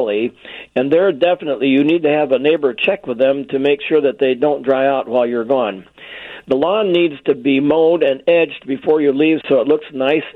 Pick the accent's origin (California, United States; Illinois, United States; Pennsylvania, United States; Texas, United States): Illinois, United States; Chicago; when I was a kid, I grew up here in Chicago 75 years ago